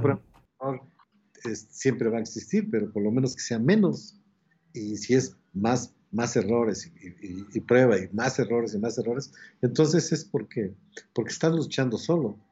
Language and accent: Spanish; Mexico City, Mexico; hay un barrio que se llama eh, Casas Alemán, a un costado de, la Ciudad de México, pero sigue siendo la Ciudad de México. De ahí, nací, ahí llevé mi, el asunto de la escuela